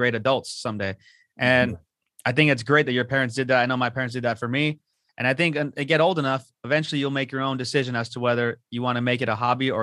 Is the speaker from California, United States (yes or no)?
yes; Whittier, California, United States; also born or lived in La Habra; I grew up in Whittier and La Habra